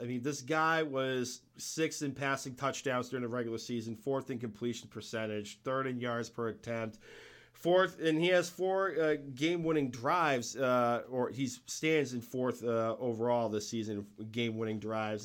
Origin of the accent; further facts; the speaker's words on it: New England, United States; I'm from New England